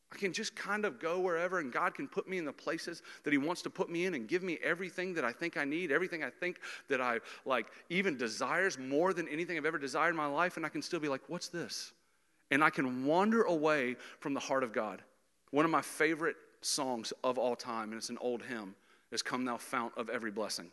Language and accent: English; Jacksonville, Florida, United States; I grew up in Jacksonville, Florida